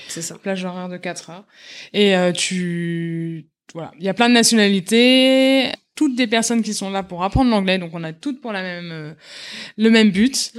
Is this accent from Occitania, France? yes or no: no; Paris, Île-de-France, France; moved away as an adult; now in Los Angeles, United States; J'étais d'origine de, Paris